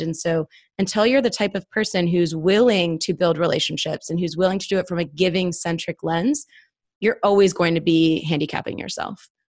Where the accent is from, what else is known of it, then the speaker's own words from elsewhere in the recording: Northeast, United States; now in Atlanta, United States; I'm from the Northeast.